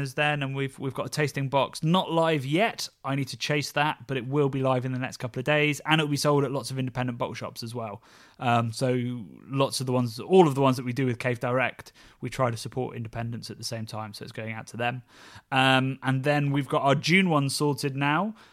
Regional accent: Oxford, South East England, United Kingdom; my hometown of B B C, Oxford.

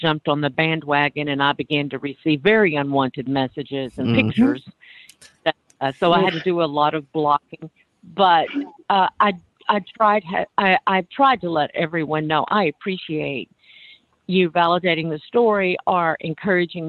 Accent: Arkansas, United States; moved away as an adult; also born or lived in Harlem, New York; now in New York, United States; I was born in Arkansas to a pastor and his wife and ultra-conservative religion and married in it. Raised 7 children in it

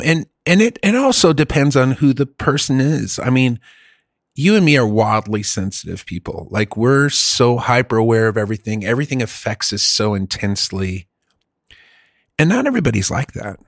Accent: Germany; moved away; I grew up in Germany

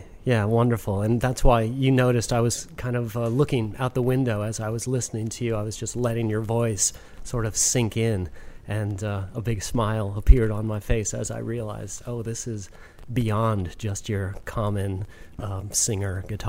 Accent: United States; accent: transatlantic; I'm strictly American.

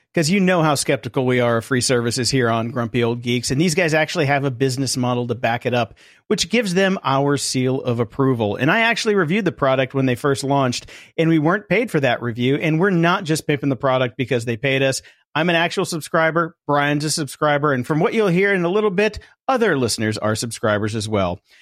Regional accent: Midwest, United States; now in Hollywood, United States; I come from the Midwest.

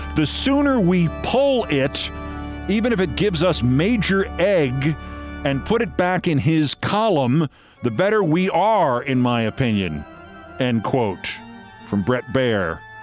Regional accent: Hastings-on-Hudson, New York, United States; the pharmacy in my hometown of Hastings on Hudson, New York

